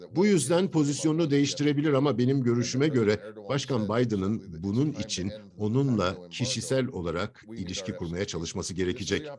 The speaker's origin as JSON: {"language": "Turkish", "country": "United States", "said": "Atlantikçi Amerikalıyım"}